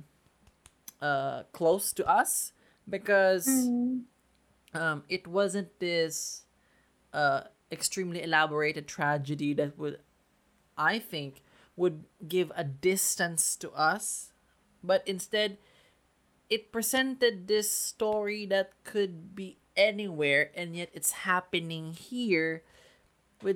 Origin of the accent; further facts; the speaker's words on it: Philippines; we're Filipino